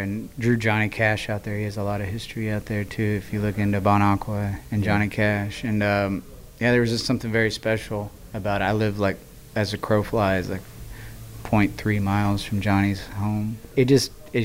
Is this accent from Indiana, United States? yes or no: yes; Southern Indiana, United States; I'm from Southern Indiana. We both kind of grew up in cornfields